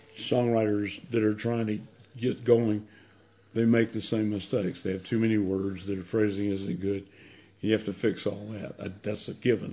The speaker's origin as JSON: {"language": "English", "town": "Anniston", "region": "Alabama", "country": "United States", "said": "I'm from Anniston, Alabama."}